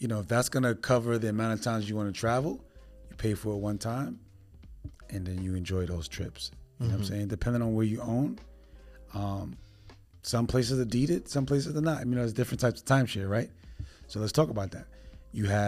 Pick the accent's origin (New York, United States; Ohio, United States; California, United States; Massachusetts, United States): New York, United States; New York City; moved away; I'm originally from New York City